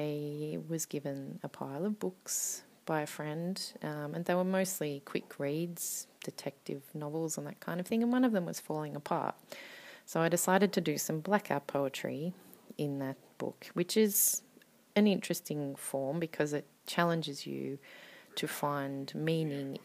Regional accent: Australia; now in Finland; I am an Australian poet and writer based in Finland.

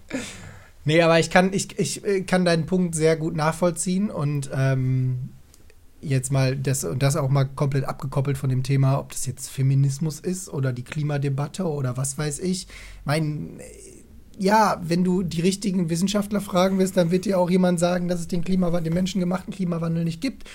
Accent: Essen, North Rhine-Westphalia, Germany; moved away

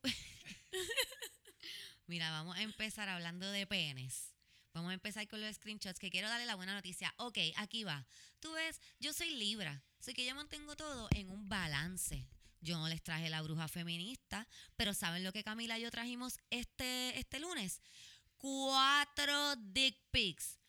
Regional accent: San Juan, Puerto Rico; Yo soy de San Juan

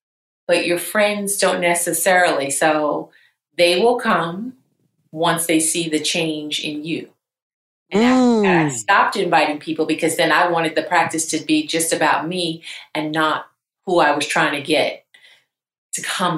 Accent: Charlotte, North Carolina, United States; I'm from Charlotte, North Carolina. That's where I reside.

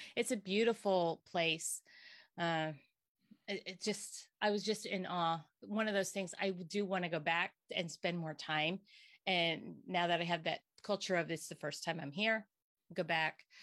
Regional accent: Bern Township, Pennsylvania, United States; also born or lived in Hamburg, Pennsylvania; born and bred here

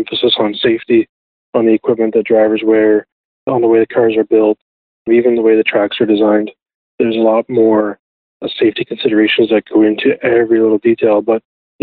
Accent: Ajax, Ontario, Canada; I grew up in Ajax, Ontario

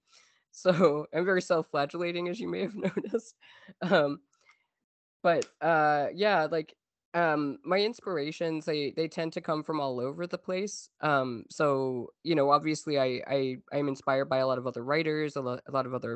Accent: Newfoundland and Labrador, Canada; now in Montreal, Canada; I am a Canadian writer who grew up in Newfoundland, Canada

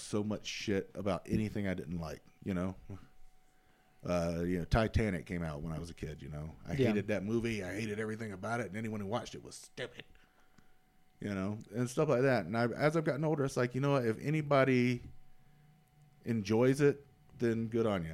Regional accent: the South, United States; accent: southern; I'm from the South

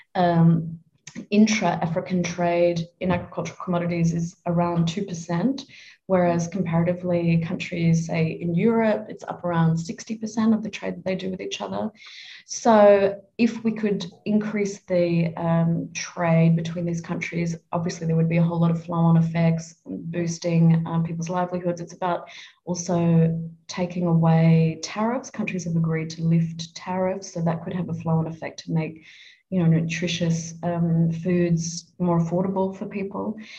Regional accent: Adelaide, South Australia, Australia; moved away as an adult; also born or lived in Melbourne; I was born in Adelaide. I, I, grew up in Adelaide.

